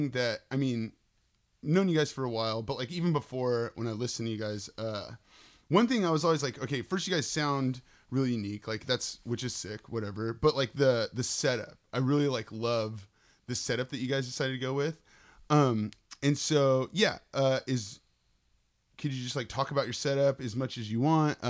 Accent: San Jose, California, United States; I grew up in San Jose

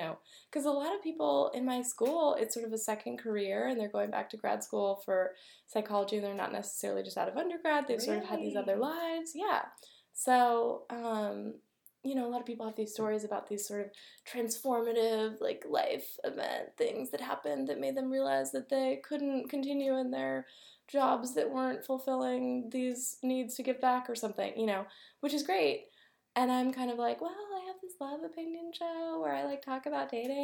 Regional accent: Garberville, California, United States; We're at my hometown in Garberville, California right now

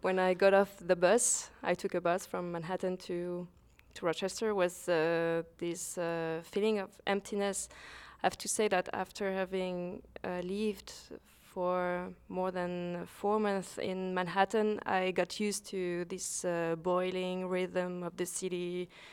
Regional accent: Lausanne, Vaud, Switzerland; I'm a Swiss-based photographer. I was born in Lausanne, Switzerland.

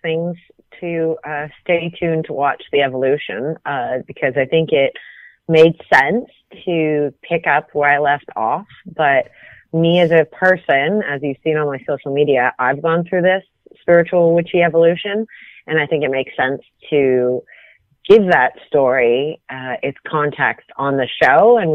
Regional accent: Canada; I grew up in Canada

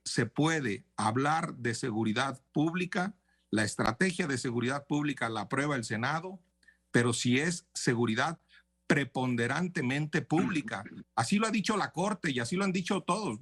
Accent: Tamaulipas, Mexico; mi tierra, a Tamaulipas

